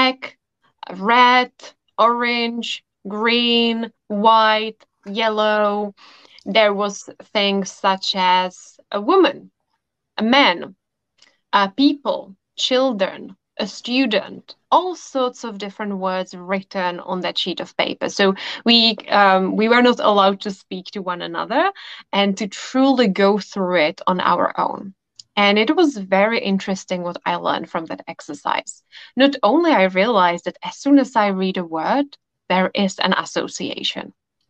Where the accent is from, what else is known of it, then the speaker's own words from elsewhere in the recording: Czechia; I come from the Czech Republic. So I studied in Prague at a university.